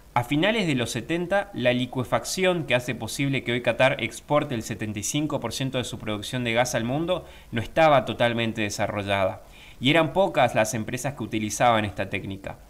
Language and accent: Spanish; Argentina